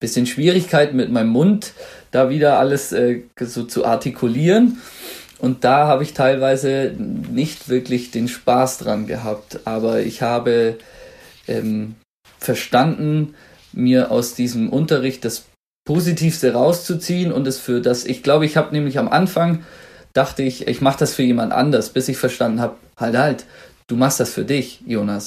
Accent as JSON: {"language": "German", "area": "Swabia", "region": "Baden-Württemberg", "country": "Germany", "accent": "Swabian", "moved": "yes", "lives_now": "Munich, Germany", "said": "ich komme aus dem Schwabenland und da hat man ja gern solch so kleine Zischlaute wie Kensch, Schweisch, Hasch"}